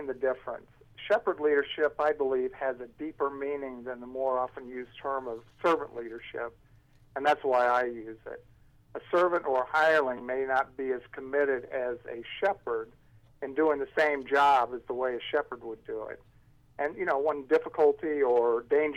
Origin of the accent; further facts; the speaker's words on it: Topeka, Kansas, United States; I was raised in a Christian home in Topeka, Kansas. That's my hometown